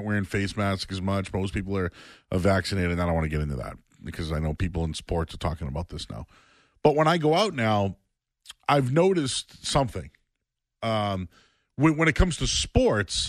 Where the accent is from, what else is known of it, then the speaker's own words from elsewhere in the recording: Boston, Massachusetts, United States; moved away as an adult; now in North Shore, Massachusetts, United States; I grew up in Hyde Park